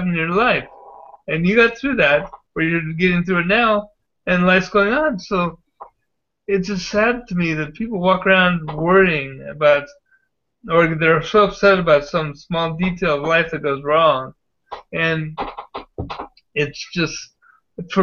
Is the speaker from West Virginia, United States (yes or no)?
no; San Diego, California, United States; moved away; I grew up in Ocean Beach and went to Point Loma High School.